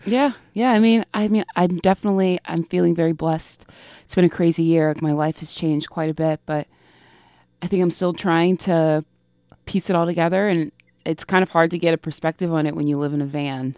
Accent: the South, United States; my experiences growing up in the South

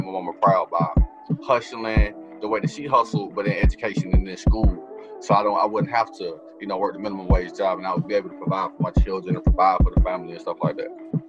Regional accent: Atlanta, Georgia, United States; accent: Southern; also born or lived in Tallahassee, Florida; I was born in Atlanta. Atlanta, Georgia. Raised in Atlanta. And then for the past 12 or so years, I've been residing on and off in Tallahassee, between Tallahassee and Atlanta.

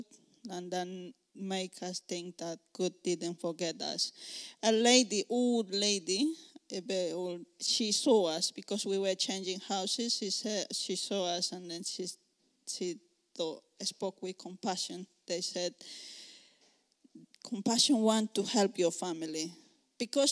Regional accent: Cochabamba, Bolivia; English is a second language; moved away as an adult; now in United Kingdom; I'm originally from Bolivia, Cochabamba. It's in the middle of Bolivia. I'm living in UK for around 6 years now.

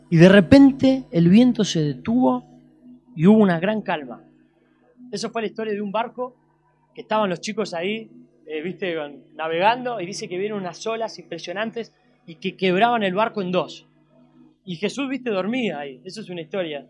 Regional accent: Argentina; soy argentino

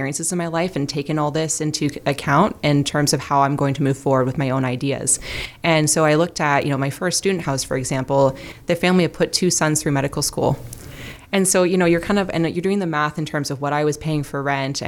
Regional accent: Burlington, Ontario, Canada; also born or lived in Hamilton, Ontario; I was born in Hamilton. I grew up mostly in Burlington. So I kind of consider myself as being from Burlington

